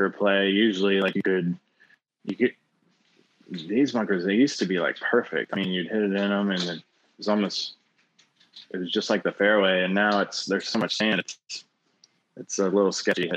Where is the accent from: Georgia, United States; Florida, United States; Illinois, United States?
Florida, United States; Central; growing up in Central Florida